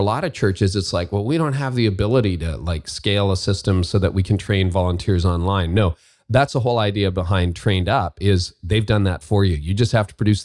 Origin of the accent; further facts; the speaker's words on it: Canada; I say that as a Canadian